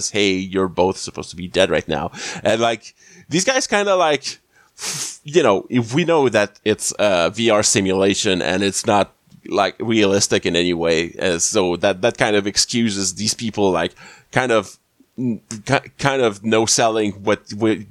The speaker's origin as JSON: {"language": "English", "country": "Canada", "said": "as a Canadian"}